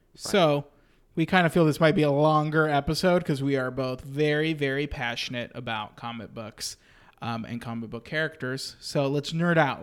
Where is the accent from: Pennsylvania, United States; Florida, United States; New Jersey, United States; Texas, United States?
Texas, United States; Austin; I grew up in Austin